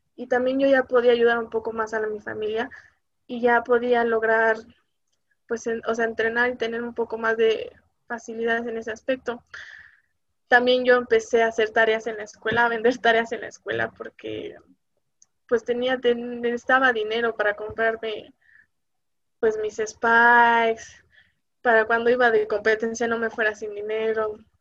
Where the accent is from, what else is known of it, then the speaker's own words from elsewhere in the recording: Mexico; aquí en México